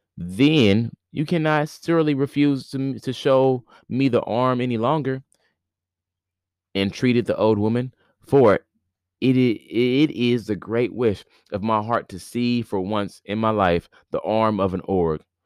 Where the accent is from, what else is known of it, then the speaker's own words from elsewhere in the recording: Indiana, United States; now in near New York City, United States; Today is my last day here in my hometown